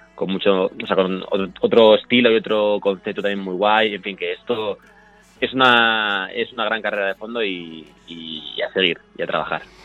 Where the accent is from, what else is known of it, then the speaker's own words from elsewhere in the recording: Madrid, Community of Madrid, Spain; yo soy de Madrid